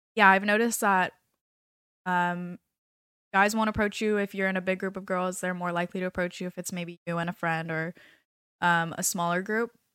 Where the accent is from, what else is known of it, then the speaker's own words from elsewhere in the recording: California, United States; moved away as an adult; now in South Florida, United States; I am from California